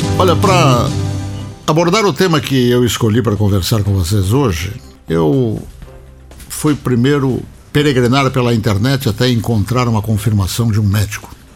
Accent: Rio Grande, Rio Grande do Sul, Brazil; moved away; no ginásio Lemo Júnior da cidade de Rio Grande, a cidade onde eu nasci

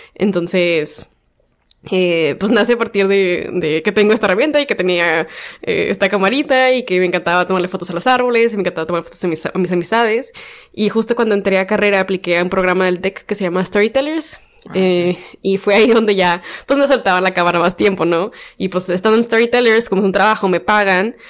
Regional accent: Mexico; como mujeres y como personas mexicanas nos limitamos

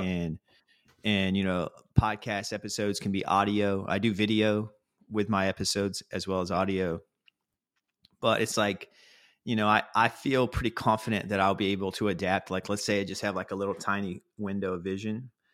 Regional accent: North Carolina, United States; moved away as an adult; now in New York City, United States; I grew up in North Carolina

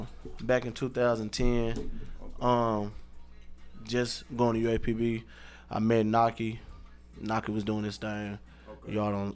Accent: Pine Bluff, Arkansas, United States; I'm from the Bluff.

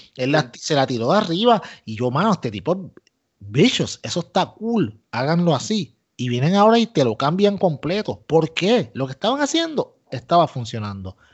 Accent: Puerto Rico; yo soy boricua

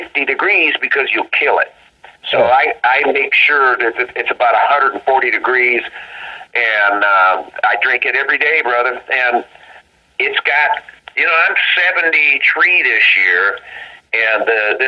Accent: Flint, Michigan, United States; we're three kids from Flint, Michigan, and at the time, 19 years old

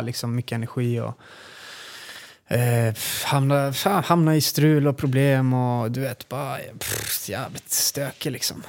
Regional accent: Luleå, Norrbotten County, Sweden; now in Västerås, Sweden; jag är född och uppvuxen i Luleå faktiskt

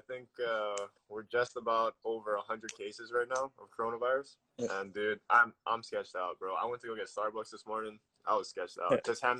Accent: Honolulu, Hawaii, United States; also born or lived in Hilo, Hawaii; Right now I'm on the Big Island. in Hilo. I'm originally from Oahu, Honolulu. That's the big city.

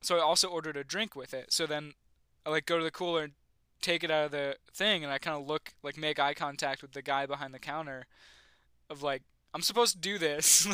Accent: Western New York, United States; moved away; I'm from Western New York

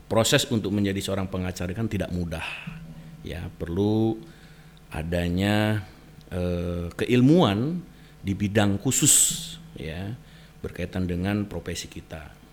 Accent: Sumedang, West Java, Indonesia; saya kebetulan asli orang Jawa Barat

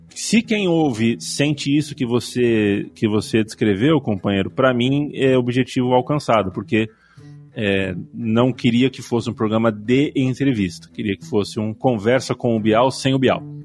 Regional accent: São Paulo, Brazil; eu sou de São Paulo

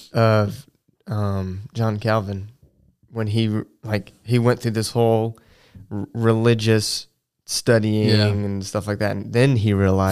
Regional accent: Georgia, United States; I'm from Georgia.

